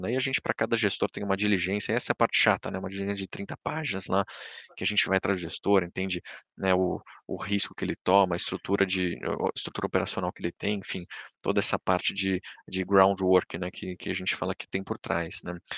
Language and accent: Portuguese; Brazil; a gente, como brasileiro